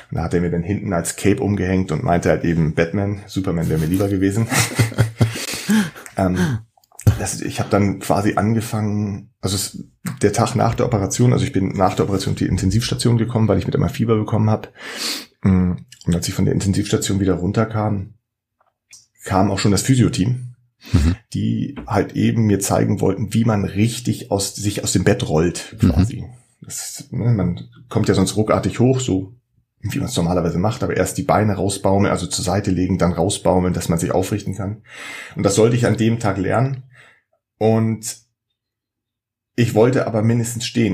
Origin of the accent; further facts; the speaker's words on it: Schleswig-Holstein, Germany; ich komme hier aus Schleswig-Holstein